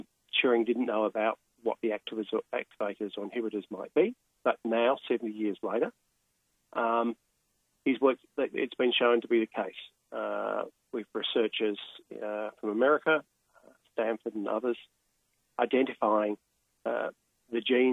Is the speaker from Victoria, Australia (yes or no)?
yes; Melbourne, Victoria, Australia; I'm from Melbourne